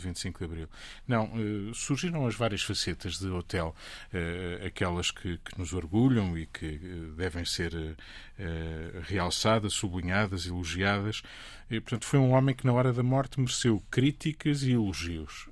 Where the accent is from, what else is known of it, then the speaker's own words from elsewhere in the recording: Portugal; Eu, enquanto português